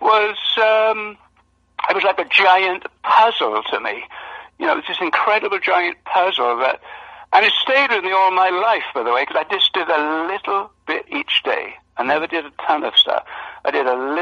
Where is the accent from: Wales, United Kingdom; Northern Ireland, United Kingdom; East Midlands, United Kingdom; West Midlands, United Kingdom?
Wales, United Kingdom; I was born in Wales, and it was a small mining village, really, back in those days, and it all centered around the coal mine